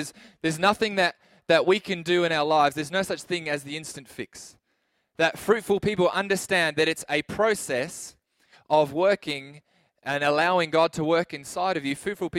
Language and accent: English; Adelaide, South Australia, Australia; we came from Adelaide where you didn't really know your neighbor at all.